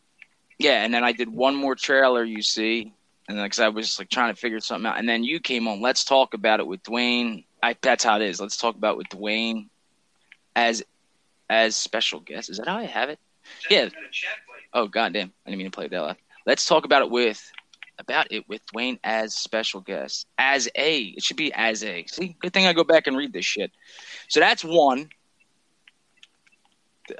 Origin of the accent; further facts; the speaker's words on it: Philadelphia, Pennsylvania, United States; I'm from Philly. Like, I wash my hands and shit.